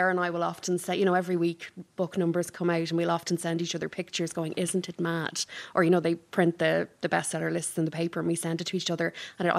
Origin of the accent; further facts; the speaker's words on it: Ireland; we are Irish women of a not too young age